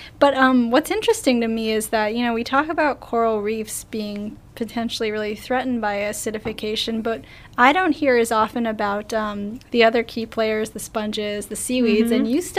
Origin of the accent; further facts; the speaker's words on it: Tarpon Springs, Florida, United States; Joe's just taking a dig at my hometown.